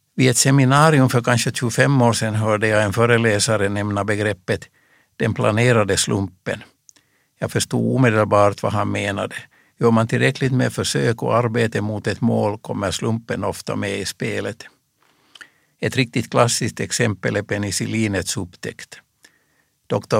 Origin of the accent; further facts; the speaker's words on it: Reunäs, Uusimaa, Finland; I min hemby Reunäs